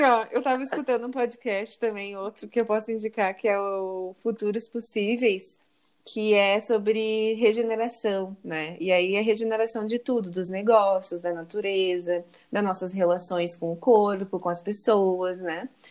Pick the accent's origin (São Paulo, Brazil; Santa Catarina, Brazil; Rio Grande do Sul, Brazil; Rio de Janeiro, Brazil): Rio Grande do Sul, Brazil; Porto Alegre; moved away; Eu, eu sou gaúcha, Porto Alegre também